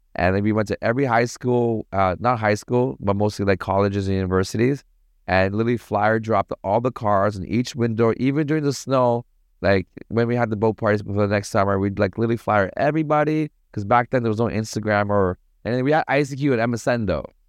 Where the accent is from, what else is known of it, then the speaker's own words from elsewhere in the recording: Toronto, Ontario, Canada; moved away as an adult; also born or lived in Sri Lanka / Paris, France / Montreal, Canada; now in Bali, Indonesia; I grew up in Toronto.